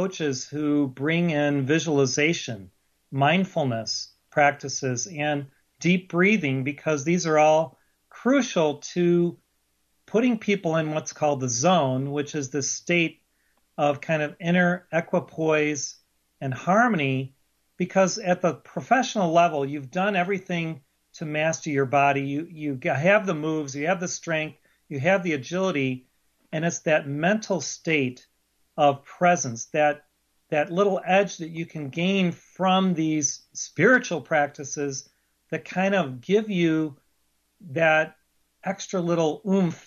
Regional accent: Chicago, Illinois, United States; I grew up in Chicago

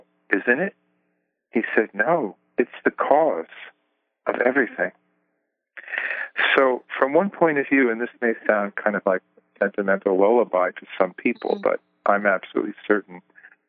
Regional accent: Jersey City, New Jersey, United States; also born or lived in Greenwich Village, New York City; I grew up in, I was born in Jersey City

